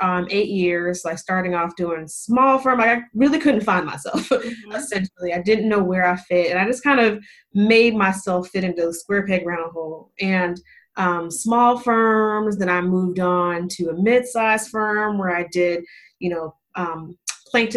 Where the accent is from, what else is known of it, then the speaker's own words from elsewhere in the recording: Las Vegas, Nevada, United States; moved away as an adult; now in Charlotte, United States; I'm from Las Vegas, moving from Las Vegas all the way to Charlotte, where my now husband lives